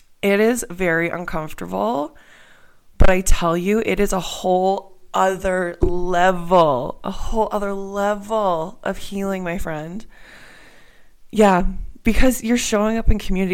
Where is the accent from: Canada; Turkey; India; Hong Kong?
Canada; moved away as an adult; also born or lived in Pittsburgh, Pennsylvania, United States / Australia; I'm here in Canada. I'm from Canada, but I went to school in Pittsburgh, just outside of Pittsburgh.